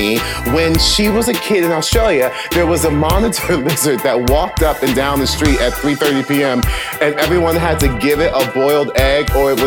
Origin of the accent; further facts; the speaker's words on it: New York City, New York, United States; I'm a New Yorker